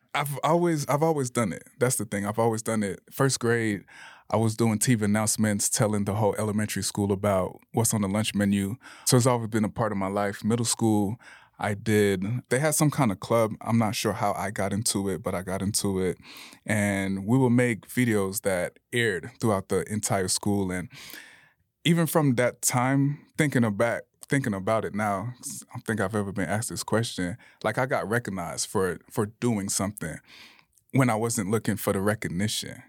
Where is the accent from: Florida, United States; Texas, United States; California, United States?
Florida, United States; Bradenton; moved away as an adult; also born or lived in Tallahassee; now in Salt Lake City, United States; I grew up in Bradenton, Florida